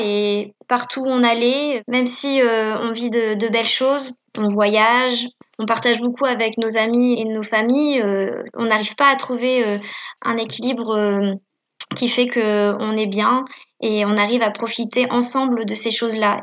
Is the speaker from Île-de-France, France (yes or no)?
no; Caen, Normandy, France; je suis née à Caen, j'ai grandi à Caen